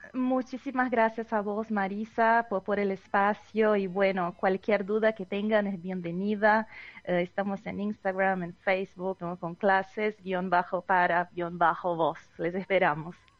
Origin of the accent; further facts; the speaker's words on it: Novo Hamburgo, Rio Grande do Sul, Brazil; first language Portuguese; Spanish is a second language; now in Buenos Aires, Argentina; El portugués, mi idioma materno, ¿no? Yo soy brasilera, nací en el sur de Brasil, en la ciudad de Novo Hamburgo